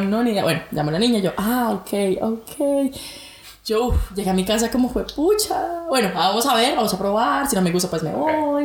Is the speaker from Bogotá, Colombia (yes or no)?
yes; Bogotá, Colombia; accent: rolo; moved away as an adult; now in Brisbane, Australia; colombiana, de Bogotá, Colombia. Bueno, ustedes saben que Colombia tiene muchísimos acentos y pues nada, rola, rola.